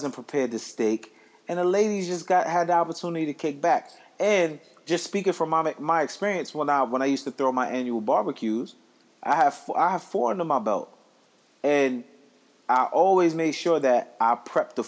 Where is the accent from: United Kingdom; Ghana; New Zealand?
Ghana; I'm Ghanaian.